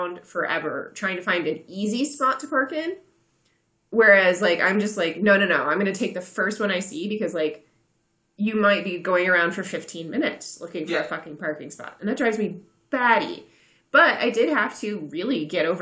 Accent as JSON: {"language": "English", "country": "United States", "said": "as American as I am"}